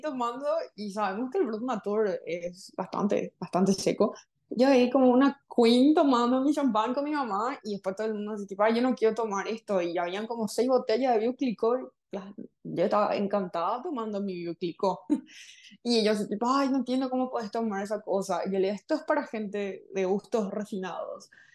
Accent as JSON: {"language": "Spanish", "country": "Paraguay", "first_language": "Spanish", "said": "licenciada en lengua francesa por la Universidad Nacional acá en Paraguay"}